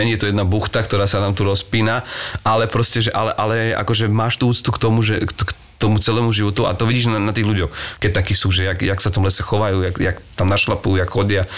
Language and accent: Slovak; Čaňa, Košice Region, Slovakia; ja som vyrastal v Čani, čo je dedina na juhu pod Košicami